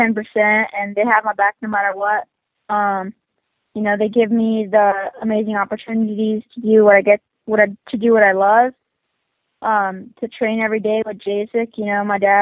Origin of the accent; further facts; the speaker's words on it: Perris, California, United States; I'm 14, and I'm from Parrish, California